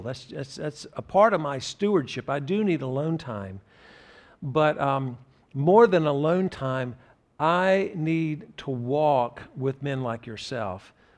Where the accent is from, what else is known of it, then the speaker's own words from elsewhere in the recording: Graham, North Carolina, United States; Part of my heritage was growing up in Graham, North Carolina, a very small town between Greensboro, North Carolina, and Chapel Hill